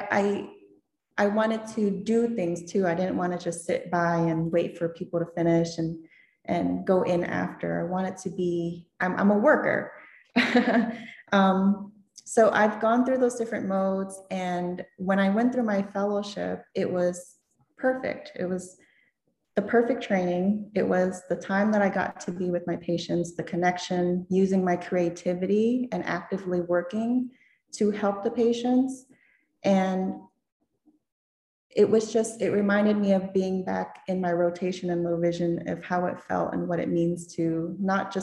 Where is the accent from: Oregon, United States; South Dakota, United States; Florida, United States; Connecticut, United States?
Florida, United States; moved away as an adult; now in Maryland area, United States; growing up in Florida